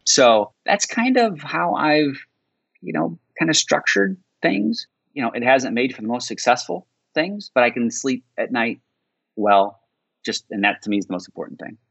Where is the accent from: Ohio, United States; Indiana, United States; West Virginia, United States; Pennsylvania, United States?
Indiana, United States; I grew up in Indiana